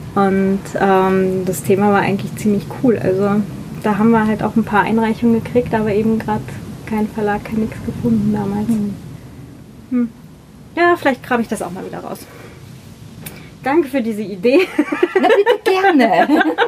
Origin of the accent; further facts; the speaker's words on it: Northern Germany, Germany; now in Vienna, Austria; Ich komme aus Norddeutschland